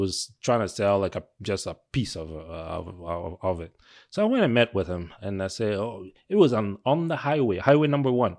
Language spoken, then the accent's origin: English; Mississauga, Ontario, Canada; moved away as an adult; also born or lived in Toronto; now in Manitoba, Canada; we were growing up in Mississauga